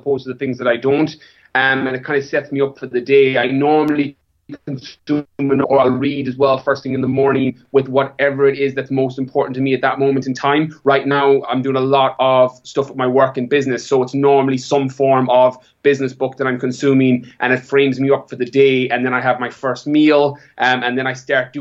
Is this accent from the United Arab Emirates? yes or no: no; Ireland; moved away as an adult; also born or lived in California; I'm from Ireland, born and bred, apart from my time away.